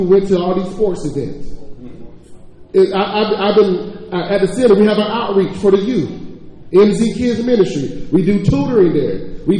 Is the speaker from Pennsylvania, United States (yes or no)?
no; Georgia, United States; now in Ardmore, United States; I know I'm not from Armour. I'm from Georgia.